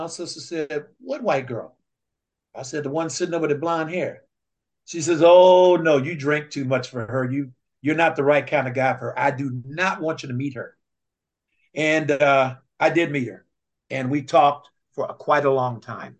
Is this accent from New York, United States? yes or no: no; Oakland, California, United States; I was raised in West Oakland